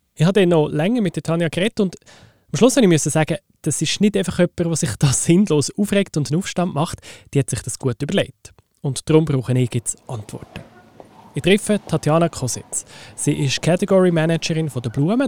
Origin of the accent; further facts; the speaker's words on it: Switzerland; die wir Schweizerinnen und Schweizer